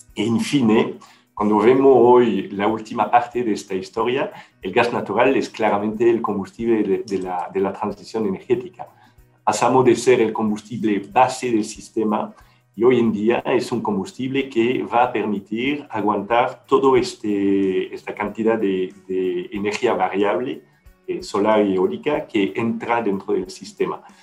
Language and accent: Spanish; Belgium; Spanish is a second language; moved away as an adult; now in Chile; fuera de Bélgica